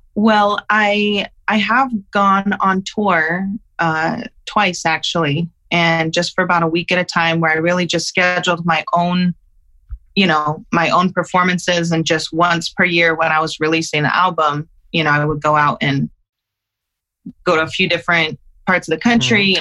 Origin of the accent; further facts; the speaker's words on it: Utah, United States; I was living in my hometown in Utah